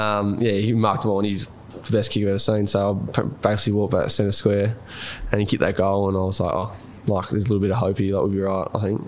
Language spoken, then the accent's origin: English; Rupanyup, Victoria, Australia; I'm from Rupner.